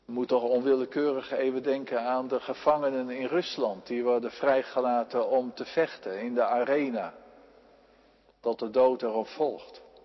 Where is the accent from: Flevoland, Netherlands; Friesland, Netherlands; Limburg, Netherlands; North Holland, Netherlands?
Friesland, Netherlands; in Friesland op, zo constateerde ik, de provincie waar ik vandaan kom